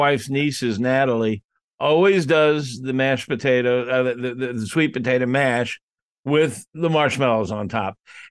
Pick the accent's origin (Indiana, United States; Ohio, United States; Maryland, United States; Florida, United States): Florida, United States; moved away as an adult; also born or lived in Chicagoland area; now in Chicago, United States; I was raised in Florida, and my mom and dad were in Florida. My senior year of college, I moved from Florida and landed here in the Chicagoland area